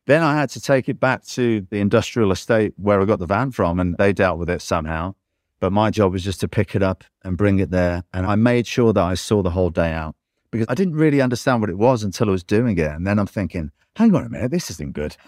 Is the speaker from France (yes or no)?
no; England, United Kingdom; I'm English